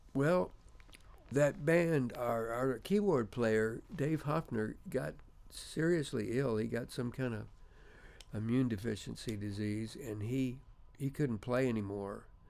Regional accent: Memphis, Tennessee, United States; I'm from Memphis

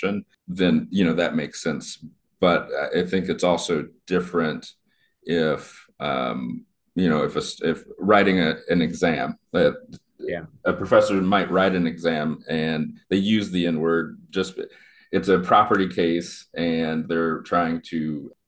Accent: Kansas, United States; where I grew up growing up in Kansas

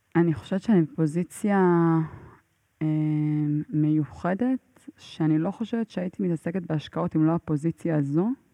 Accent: Israel; מאיפה את? אז אני אומרת לו, מישראל

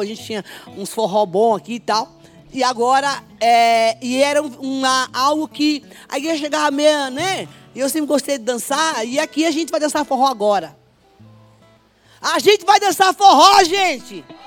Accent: Bahia, Brazil; Sou baiana

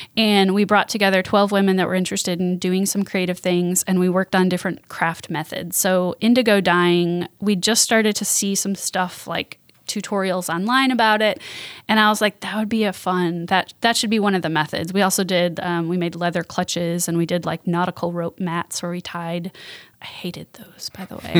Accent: Milwaukee, Wisconsin, United States; moved away as an adult; now in Jackson, United States; I'm from Milwaukee, Wisconsin

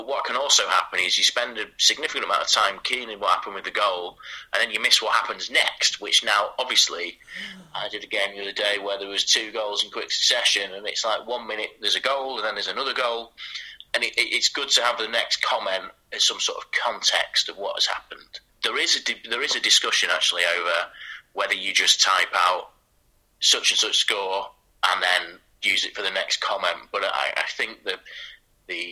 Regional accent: Macclesfield, North West England, United Kingdom; moved away; I'm from Macclesfield in Cheshire.

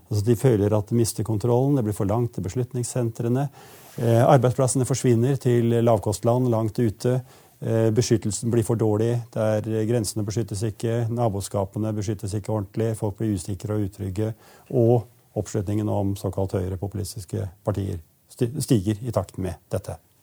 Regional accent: a rural village in Eastern Norway, Norway; disse østlandsbygdene, sånn som den jeg kommer fra

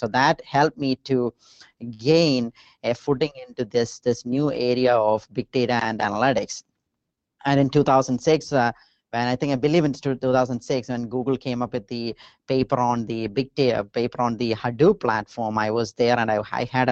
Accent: India; moved away; growing up, I grew up in India

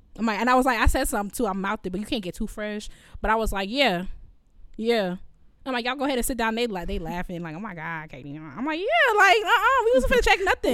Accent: United States; I'm also American

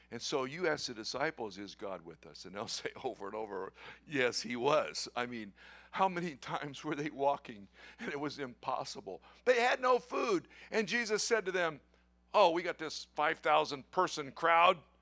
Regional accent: Tulsa, Oklahoma, United States; moved away; I was born in Tulsa, and uh, half my relatives are still in Oklahoma

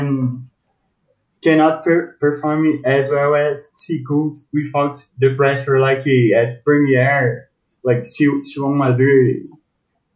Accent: Brazil; I'm from Brazil

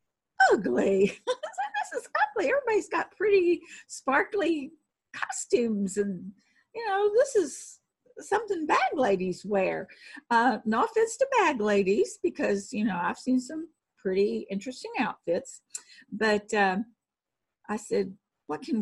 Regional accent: Texas, United States; accent: Texan; I'm Texan.

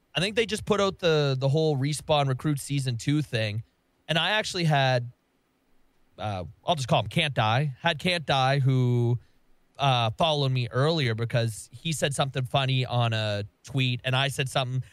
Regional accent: Canada; I'm Canadian

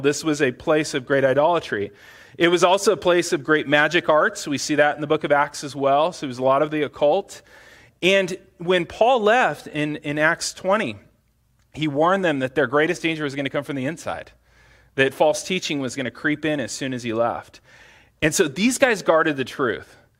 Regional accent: United States; as American Christians

